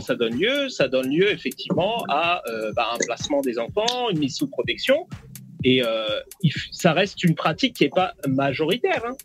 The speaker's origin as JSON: {"language": "French", "country": "France", "said": "ma culture elle est 100% française"}